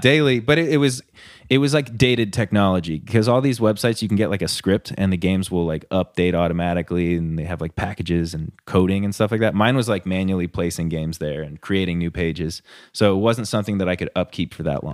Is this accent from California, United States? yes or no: yes; Huntington Beach, California, United States; moved away as an adult; I lived in Huntington Beach my entire life until I moved up here.